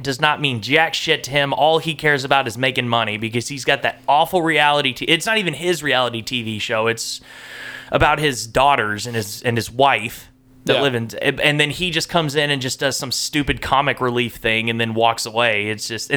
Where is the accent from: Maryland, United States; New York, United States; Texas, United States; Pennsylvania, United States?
Texas, United States; now in Tennessee, United States; I'm from Texas